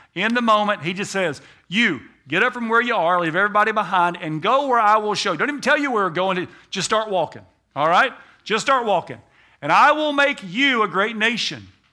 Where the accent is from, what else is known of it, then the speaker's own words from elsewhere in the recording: United States; I'm an American